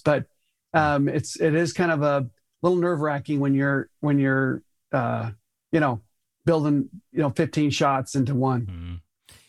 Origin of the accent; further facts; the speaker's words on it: Tucson, Arizona, United States; moved away as an adult; also born or lived in Colorado / Los Angeles / Phoenix, Arizona; I grew up in Tucson, Arizona